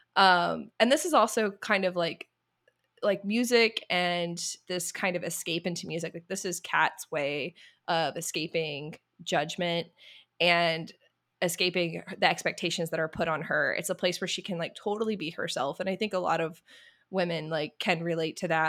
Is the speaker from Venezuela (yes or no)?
no; the South, United States; I grew up in the South